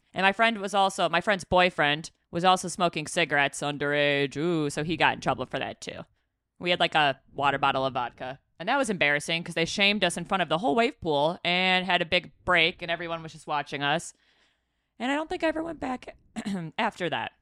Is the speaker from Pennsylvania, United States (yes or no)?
no; Chicago, Illinois, United States; moved away; we're from Chi Town